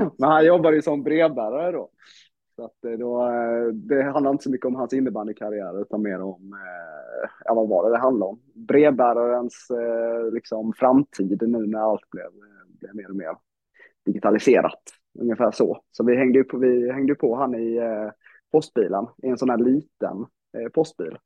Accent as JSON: {"language": "Swedish", "town": "Växjö", "region": "Kronoberg County", "country": "Sweden", "tie": "born or raised there", "said": "spelade ju innebandy när jag var liten i Växjö"}